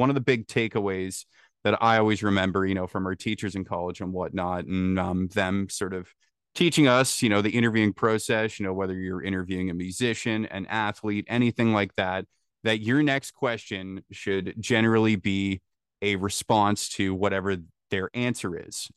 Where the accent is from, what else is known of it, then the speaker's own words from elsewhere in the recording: small town north of Toronto, Ontario, Canada; from a small, small potato town north of Toronto